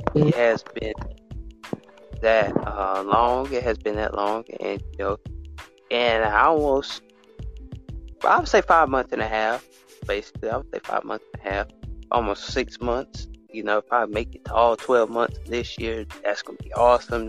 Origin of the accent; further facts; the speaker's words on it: Alabama, United States; I'm from America, but I'm from Alabama, basically, a little small state